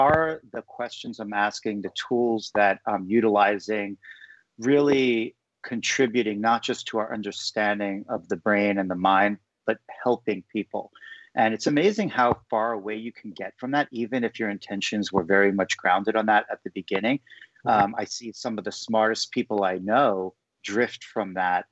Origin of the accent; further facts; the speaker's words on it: New York City, New York, United States; as a New Yorker with no nature exposure